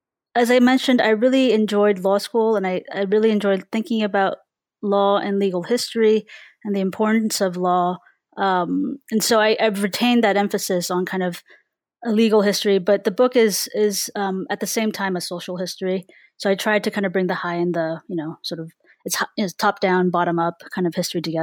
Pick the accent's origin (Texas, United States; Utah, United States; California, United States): California, United States; growing up in California and the Bay Area especially, I grew up in a very diverse community and my family is very diverse, very mixed in terms of racial and ethnic and national origins.